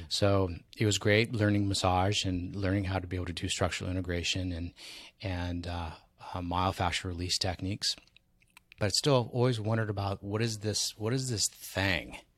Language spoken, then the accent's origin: English; San Diego, California, United States; also born or lived in Maui; San Diego, my hometown